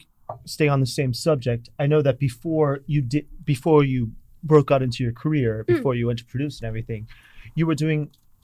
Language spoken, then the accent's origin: English; United States; moved away as an adult; now in South Korea; I grew up in Koreatown, and my high school was 40% Korean